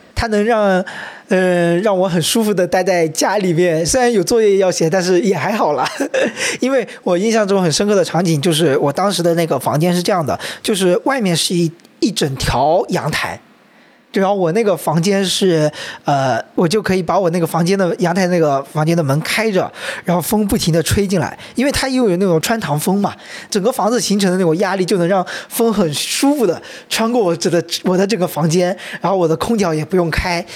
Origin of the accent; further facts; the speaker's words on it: Wenzhou, Zhejiang, China; moved away as an adult; also born or lived in Ningbo; now in Hangzhou, China; 所以对于我们两个从小在温州山里面长大的孩子来说